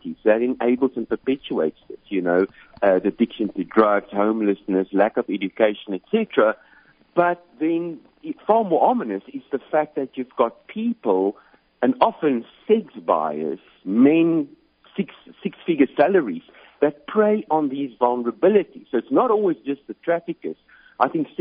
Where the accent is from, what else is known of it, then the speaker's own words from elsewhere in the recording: South Africa; moved away as an adult; You can probably pick up on the accent. So I'm originally from South Africa